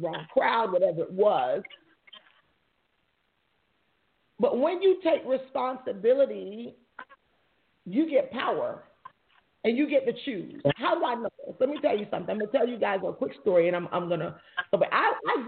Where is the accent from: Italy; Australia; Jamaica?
Jamaica; I'm Jamaican